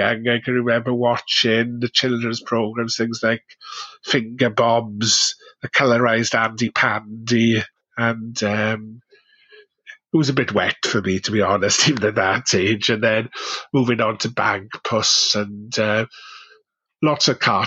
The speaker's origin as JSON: {"language": "English", "town": "Neath", "region": "Wales", "country": "United Kingdom", "tie": "born or raised there", "also_born_or_lived": "Merthyr Tydfil", "said": "I grew up in a little place called Neath in South Wales, not far from Swansea."}